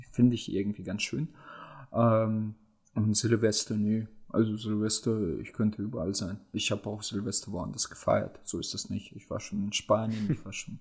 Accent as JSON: {"language": "German", "country": "Germany", "said": "bei uns in Deutschland"}